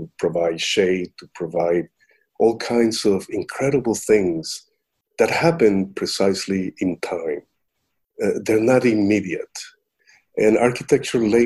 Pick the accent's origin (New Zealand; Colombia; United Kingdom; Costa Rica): Costa Rica; moved away; I'm originally from Costa Rica